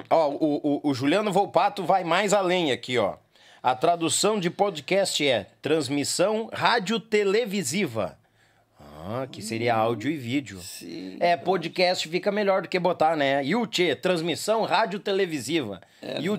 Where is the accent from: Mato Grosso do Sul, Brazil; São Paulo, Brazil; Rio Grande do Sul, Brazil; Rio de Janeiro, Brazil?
Rio Grande do Sul, Brazil; a gente tem mais o nosso dialeto aqui, né? Mais o nosso. O, o ah, nosso Rio